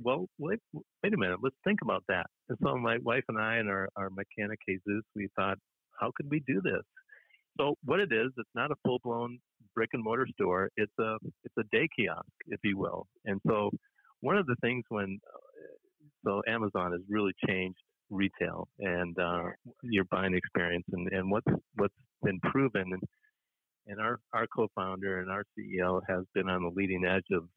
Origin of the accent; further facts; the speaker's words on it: Minneapolis, Minnesota, United States; moved away as an adult; lived in different states after growing up in the Twin Cities area